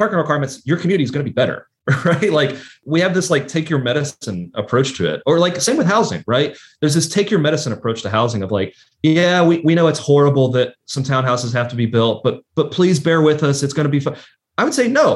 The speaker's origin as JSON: {"language": "English", "town": "Lexington", "region": "Kentucky", "country": "United States", "tie": "born or raised there", "said": "in my hometown, I'll point to a neighborhood like Kennewick in Lexington"}